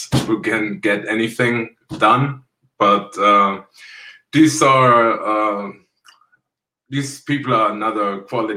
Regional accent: Kassel, Hesse, Germany; English is a second language; also born or lived in Berlin; I was born in Kasse

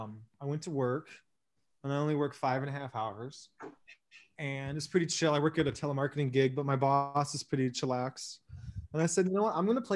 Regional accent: Upper Peninsula of Michigan, United States; moved away; also born or lived in Milwaukee; I'm from Upper Michigan

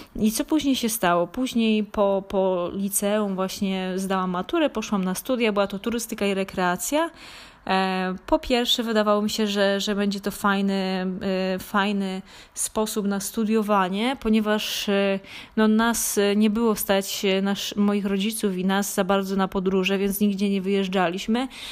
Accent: Krzykawa, Lesser Poland, Poland; urodziłam się na, e, w Małopolsce, w takiej niedużej miejscowości Krzykawa, gdzie no, oprócz po szkole podstawowej poszłam do, do liceum gastronomicznego

